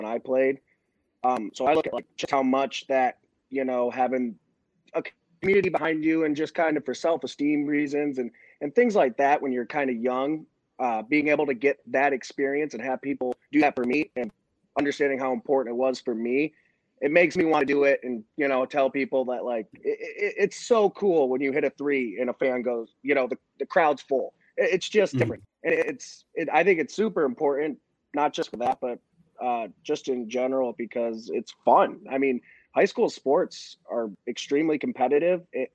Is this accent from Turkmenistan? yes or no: no; near Toledo, Ohio, United States; also born or lived in Columbus, Ohio; I'm on a town right on the outside of Toledo, Ohio. So that's Northwest Ohio for people not from the area.